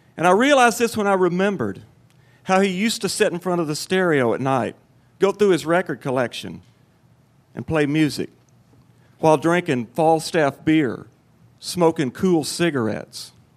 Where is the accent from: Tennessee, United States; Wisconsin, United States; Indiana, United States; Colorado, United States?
Tennessee, United States; Cottage Grove; I was eight years old, and I lived in my hometown of Cottage Grove, Tennessee.